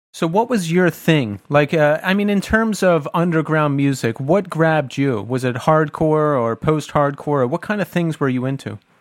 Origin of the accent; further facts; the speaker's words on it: Bucks County, Pennsylvania, United States; Tommy and I are from Bucks County, Pennsylvania, which is just south of Philadelphia